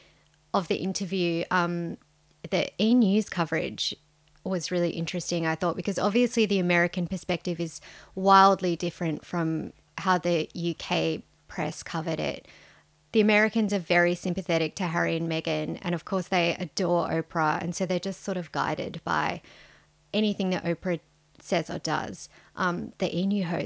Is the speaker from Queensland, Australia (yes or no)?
no; Sydney, New South Wales, Australia; We're your hosts. We're journalists from Sydney.